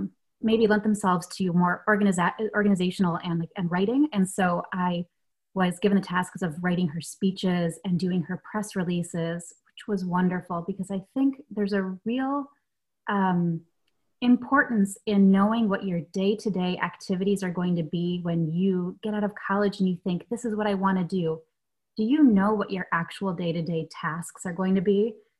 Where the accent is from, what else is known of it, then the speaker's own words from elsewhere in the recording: Michigan, United States; also born or lived in Germany; And I did grow up bouncing between both Michigan and Germany, but I was born in Michigan.